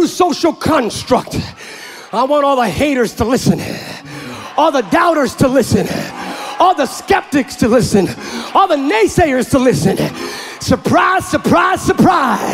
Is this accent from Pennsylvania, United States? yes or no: yes; Pennsylvania, United States; now in California, United States; I grew up in Pennsylvania, but now I'm in California